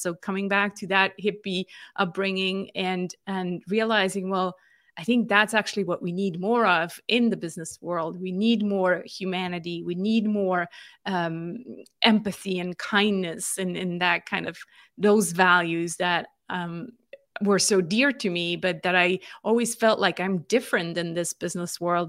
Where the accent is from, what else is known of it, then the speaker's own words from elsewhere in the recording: Switzerland; moved away as an adult; also born or lived in California; I'm born and raised in Switzerland